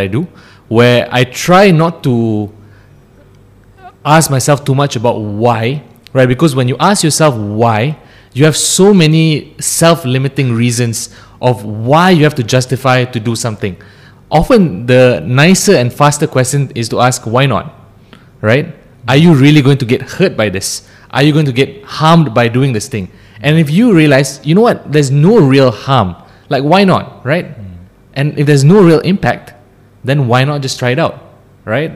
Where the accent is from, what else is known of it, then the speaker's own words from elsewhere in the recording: Ampang, Selangor, Malaysia; also born or lived in Cheras; I grew up in Ampang. Then I moved to Cheras. So I've been in the Klang Valley for my entire life.